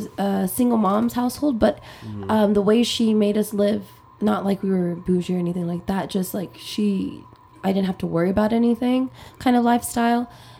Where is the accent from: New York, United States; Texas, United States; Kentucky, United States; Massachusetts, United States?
Texas, United States; Corpus Christi; moved away; I grew up in Corpus Christi.